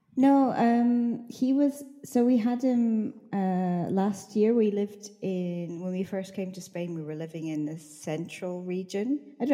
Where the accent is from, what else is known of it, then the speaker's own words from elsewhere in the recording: Scotland, United Kingdom; I'm an English teacher from Scotland